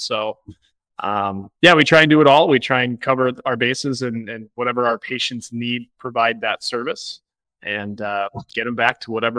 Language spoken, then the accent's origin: English; Boulder, Colorado, United States; moved away as an adult; now in Minnesota, United States; I'm from Boulder originally.